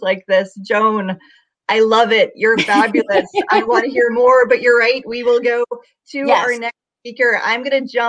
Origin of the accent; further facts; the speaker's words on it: Texas, United States; moved away; I was born in Texas